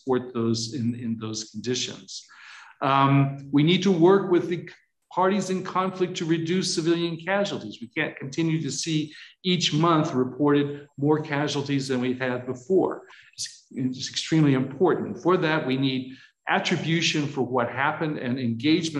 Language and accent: English; Missouri, United States; I was born and raised in Missouri. So as you know, it's the show me state